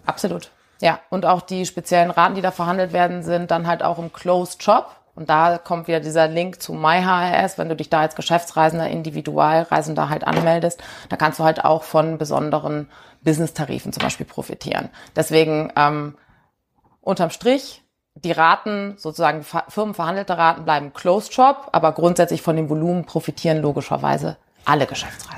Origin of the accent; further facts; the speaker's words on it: Cologne, North Rhine-Westphalia, Germany; also born or lived in Rheingau; ich äh, komme aus Köln